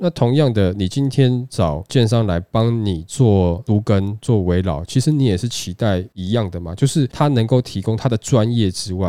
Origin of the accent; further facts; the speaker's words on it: Taiwan; 然后或者说对于我们台湾人对于这个房子的这个要求来讲，他们都是比较知道、比较了解的嘛。